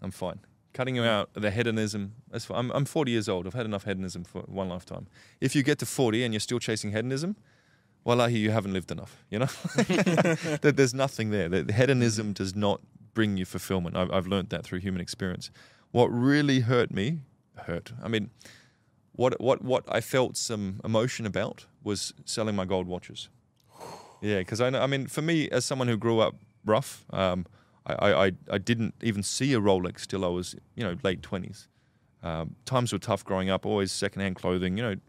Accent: Australia; As an Aussie

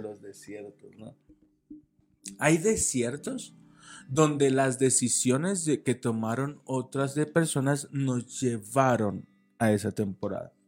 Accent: Guadalajara, Jalisco, Mexico; moved away as an adult; now in Toluca, Mexico; nosotros somos de Guadalajara, radicamos y nacimos en Guadalajara

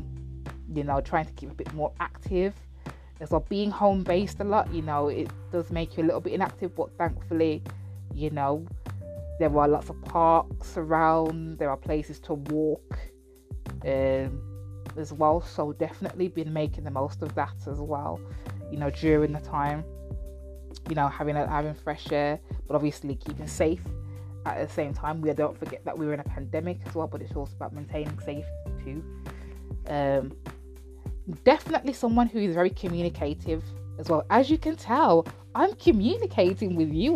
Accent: United Kingdom; I'm black British as well, but I have Jamaican heritage

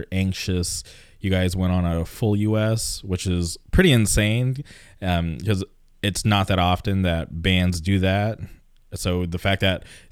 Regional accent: California, United States; we're from California

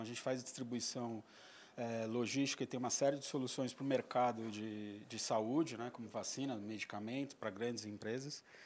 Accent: São Paulo, Brazil; Paulistano, nascido em São Paulo, paulistano da gema mesmo, nasci em Pinheiros

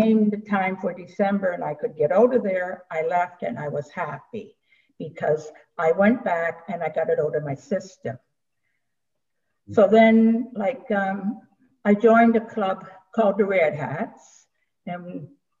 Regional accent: Amherst, Nova Scotia, Canada; moved away as an adult; also born or lived in Scarborough, Ontario; I was born and raised in Amherst, Nova Scotia

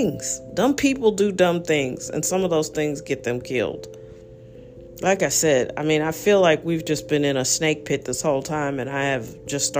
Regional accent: United States; also born or lived in St. Louis, Missouri; as an American

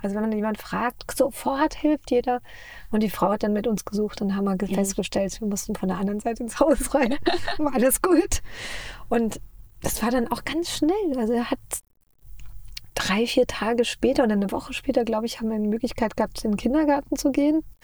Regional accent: Munich, Bavaria, Germany; moved away as an adult; now in Los Angeles, United States; Wir kommen ja aus München

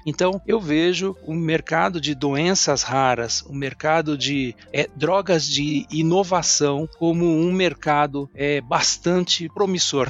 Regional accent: São Paulo, Brazil; now in Santana de Parnaíba, Brazil; eu sou aqui de São Paulo, paulistano da Gema

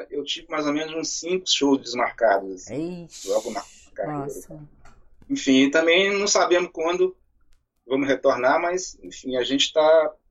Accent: Raul Soares, Minas Gerais, Brazil; now in Niterói, Brazil; A minha cidade é Raul Soares, na zona da mata de Minas.

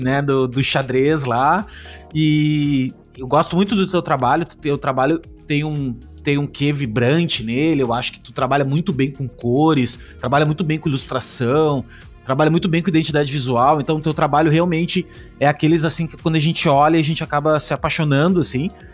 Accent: Rio Grande do Sul, Brazil; Eu sou do Rio Grande do Sul, no Rio Grande do Sul é frio

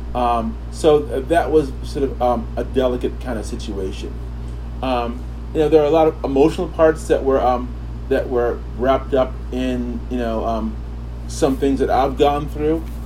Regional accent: New Rochelle, New York, United States; also born or lived in Kingston, Jamaica; raised in upstate New York

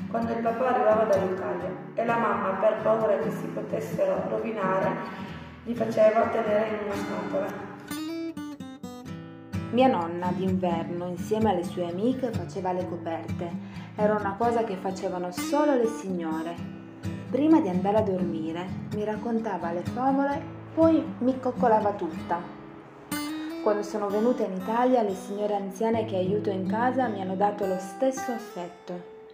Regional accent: Iași, Iași County, Romania; now in Val di Susa, Italy; Quando sono arrivata in Valsusa da Iași, città industriale e universitaria in Romania, sono stata accolta molto bene.

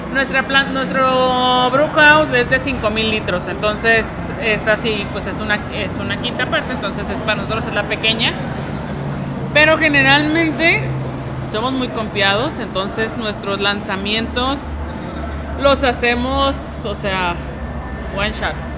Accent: La Paz, Baja California Sur, Mexico; now in Guadalajara, Mexico; yo soy originaria de La Paz

